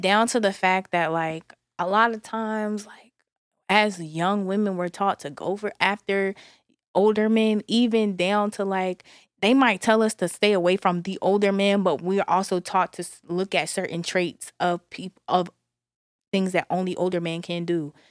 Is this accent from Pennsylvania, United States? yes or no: yes; Philadelphia, Pennsylvania, United States; even though I'm from Philadelphia, I did not grow up in a Philly-ish environment